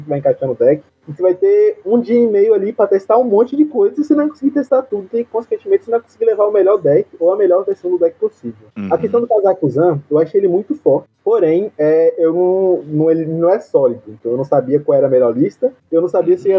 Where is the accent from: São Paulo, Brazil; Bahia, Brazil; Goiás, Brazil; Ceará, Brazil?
Bahia, Brazil; Southern; sou do Temo Sul da Bahia, tenho 19 anos